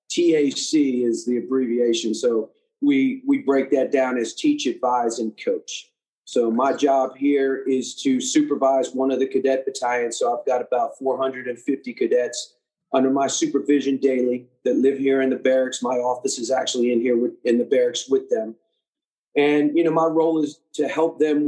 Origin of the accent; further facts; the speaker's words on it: Maryland, United States; moved away as an adult; now in Charleston, United States; Originally, I'm from Maryland, just out of D.C.